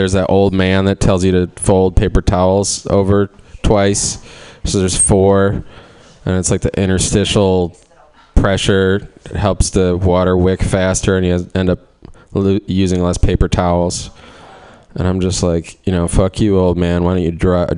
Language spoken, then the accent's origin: English; Cleveland, Ohio, United States; I'm from Cleveland